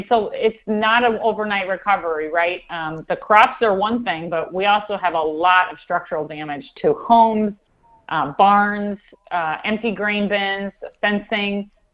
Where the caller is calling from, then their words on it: central Iowa, United States; I'm actually calling you from our farm in central Iowa. We live in Marshall County.